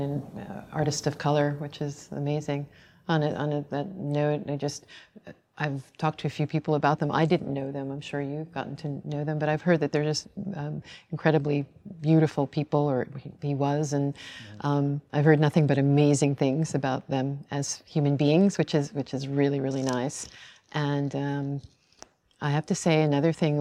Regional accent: Long Island, New York, United States; I grew up on Long Island

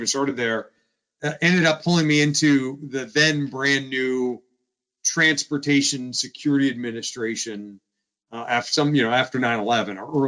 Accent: Stuart, Florida, United States; moved away as an adult; also born or lived in Atlanta, Georgia; now in Washington, D.C., United States; I grew up in South Florida, like nothing is older than 1952.

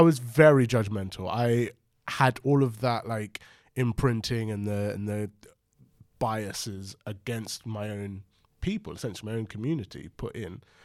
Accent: London, United Kingdom; I was brought up in London

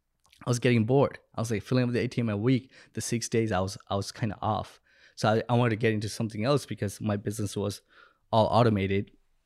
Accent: Bangladesh; born or raised there; moved away

